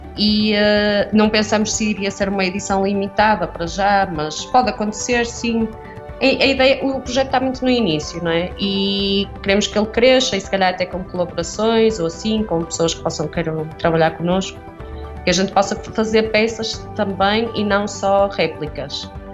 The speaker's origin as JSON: {"language": "Portuguese", "country": "Portugal", "tie": "born or raised there", "moved": "yes", "said": "Eu sou de Viena, cresci, a pastelaria ainda existia do meu bisavô"}